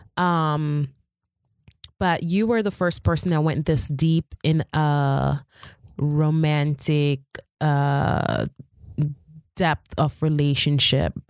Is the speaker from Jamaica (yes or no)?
yes; Jamaica; I'm Jamaican